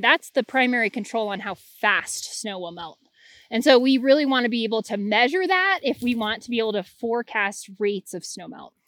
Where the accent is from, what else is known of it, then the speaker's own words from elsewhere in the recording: Anchorage, Alaska, United States; I grew up in Anchorage, Alaska